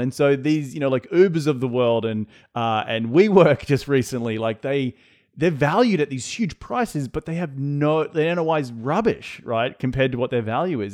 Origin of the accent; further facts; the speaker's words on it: Australia; accent: Australian; my Australian accent